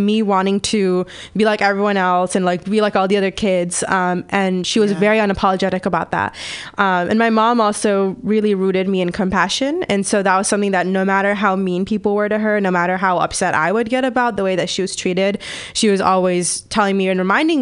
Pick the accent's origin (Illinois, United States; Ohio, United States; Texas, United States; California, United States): California, United States; Bay Area; I was born and raised in California. I'm from the Bay Area